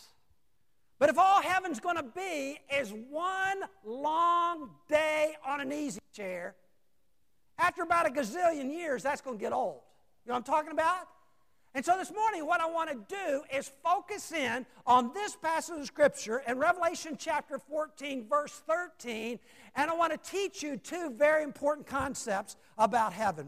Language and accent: English; Roanoke, Virginia, United States; also born or lived in Salem, Virginia; I came from Roanoke, Virginia, Salem, Virginia, down to Chesterfield